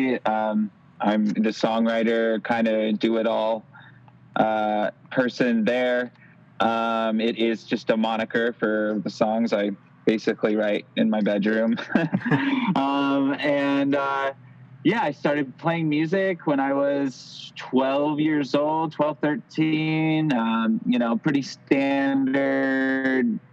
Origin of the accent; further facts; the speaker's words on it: Lodi, California, United States; also born or lived in Sacramento / Los Angeles; now in Santa Cruz, United States; I'm from this little town called Lodi, and that you wouldn't believe is actually in California.